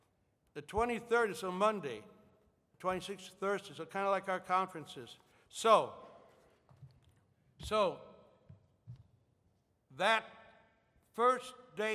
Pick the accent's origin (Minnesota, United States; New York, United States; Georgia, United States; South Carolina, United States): Minnesota, United States; Starbuck; also born or lived in Ortonville, Minnesota / Milbank, South Dakota / Philippines; At the time, my parents lived on a farm in Millbank, South Dakota. And as I understand, they moved to Starbuck, Minnesota, a farm in 47